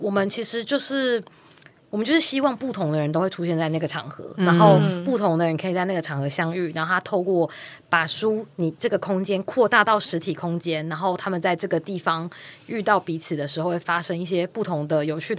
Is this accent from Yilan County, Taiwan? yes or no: yes; Yilan County, Taiwan; 我我是宜兰人。